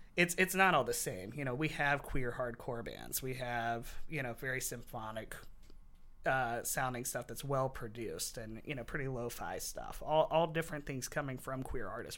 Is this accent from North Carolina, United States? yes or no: no; Martinsville, Virginia, United States; moved away as an adult; also born or lived in Blacksburg, Virginia; now in Seattle, United States; growing up in Martinsville, Henry County